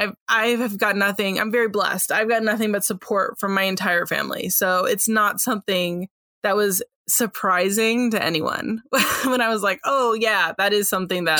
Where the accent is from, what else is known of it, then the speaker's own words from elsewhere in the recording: San Francisco, California, United States; I'm from San Francisco originally, but we are up by the Oregon border now